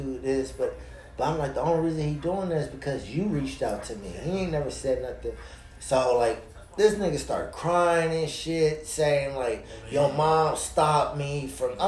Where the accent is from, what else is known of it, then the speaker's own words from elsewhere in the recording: Des Moines, Iowa, United States; moved away; also born or lived in St. Louis; I'm originally from Iowa.